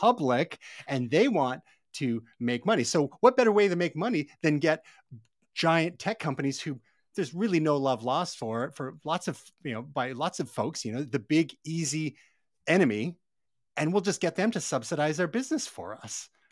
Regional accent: Canada

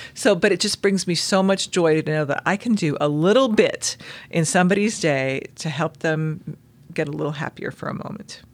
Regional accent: Southern California, United States; now in Utah, United States; I grew up in Southern California

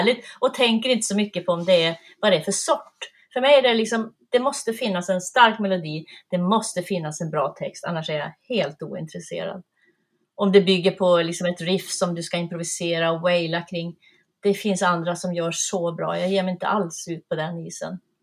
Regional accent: Piteå, Norrbotten County, Sweden; moved away; also born or lived in Malmö / Värmland; i Öjebyn utanför Piteå. Och där växte jag upp

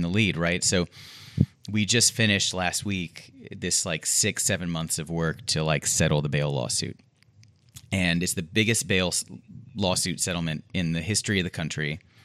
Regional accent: Houston, Texas, United States; I'm also from Houston

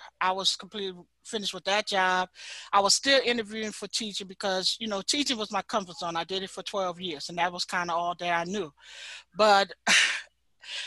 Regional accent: New Orleans, Louisiana, United States; I'm from New Orleans, Louisiana

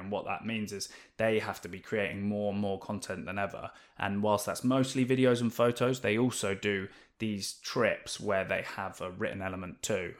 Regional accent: Oxfordshire, South East England, United Kingdom; also born or lived in West London; now in Newquay, United Kingdom; so I grew up in, in West London originally till I was about ten or eleven, and then we moved out to, um, a little village in Oxfordshire.

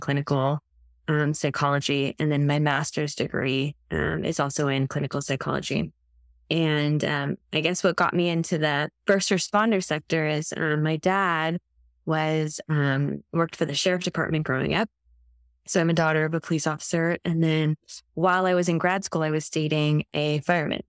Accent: Santa Barbara County, California, United States; also born or lived in New Zealand; I grew up in California, Santa Barbara County, which is where I live now.

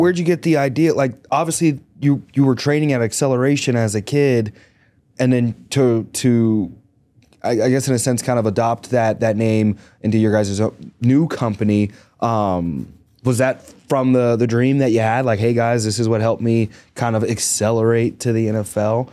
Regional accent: Greensburg, Pennsylvania, United States; I grew up in Greensburg, Pennsylvania.

